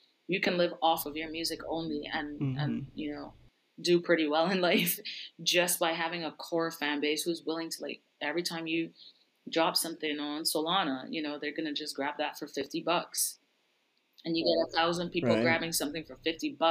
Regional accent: Barbados; I was born and raised in Barbados. Like, I didn't grow up in the US

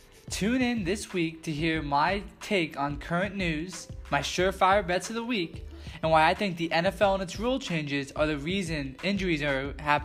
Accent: Tampa, Florida, United States; I grew up in the Tampa Bay area, and I kind of became a Bucks fan.

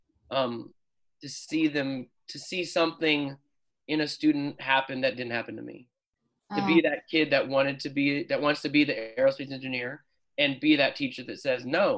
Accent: Phoenix, Arizona, United States; I'm from Phoenix

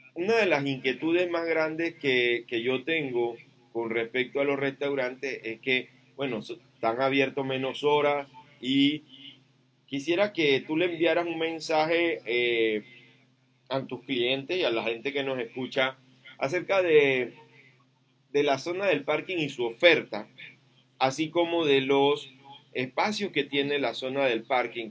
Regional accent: Chiriquí, Panama; yo soy de Chiriquí

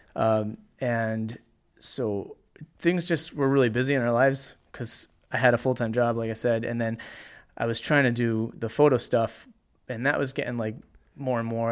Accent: Cranston, Rhode Island, United States; I grew up in Cranston

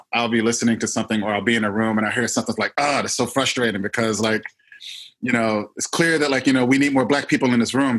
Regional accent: Philadelphia, Pennsylvania, United States; I grew up in Philly

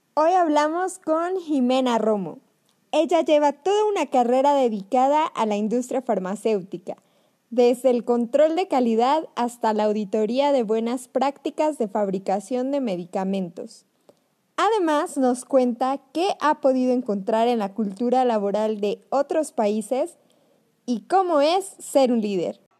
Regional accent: Mexico; nosotros los mexicanos

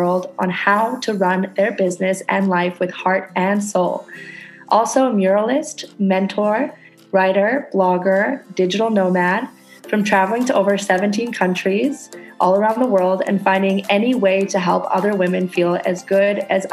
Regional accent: Canada; now in Indonesia

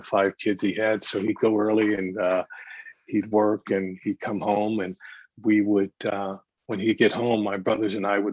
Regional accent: San Jose, California, United States; also born or lived in San Francisco / San Diego; I was born in San Francisco, grew up in San Jose

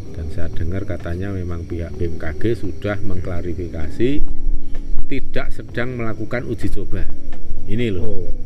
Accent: Java, Indonesia; kita sendiri itu sebagai orang Jawa yang nguri-uri kearifan lokal atau lokal wisdom

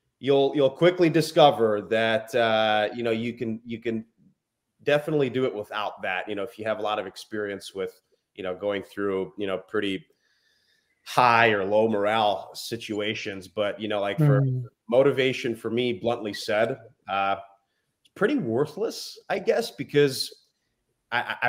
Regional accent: Chicago, Illinois, United States; I'm from Chicago.

